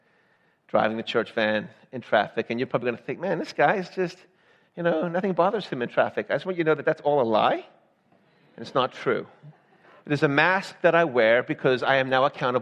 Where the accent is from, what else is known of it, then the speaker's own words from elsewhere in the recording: the South, United States; moved away; also born or lived in Georgia; I'm from the South.